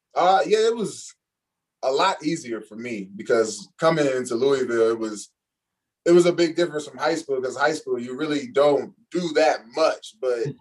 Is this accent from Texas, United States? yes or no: no; Cincinnati, Ohio, United States; moved away as an adult; I'm from Cincinnati, Ohio. Went to Northwest High School